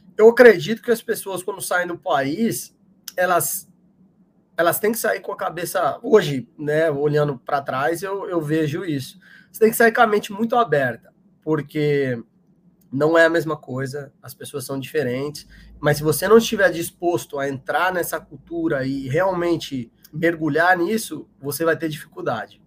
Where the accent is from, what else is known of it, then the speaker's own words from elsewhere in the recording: São Paulo, Brazil; moved away as an adult; now in United States; Sou de São Paulo, São Paulo capital, e desde pequeno eu jogava futebol de salão ali na, na região da freguesia do Ó, de Pirituba e Aí cresci lá, me mudei para o interior de São Paulo com, com uns 13